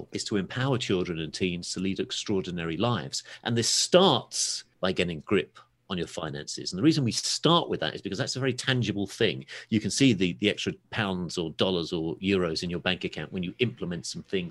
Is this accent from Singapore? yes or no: no; England, United Kingdom; also born or lived in Los Angeles; As you might be able to tell from my accent, I'm from a little place called England.